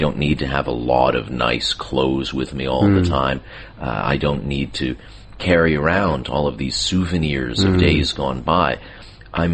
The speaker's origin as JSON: {"language": "English", "country": "Canada", "said": "being Canadian and descended from cold weather countries"}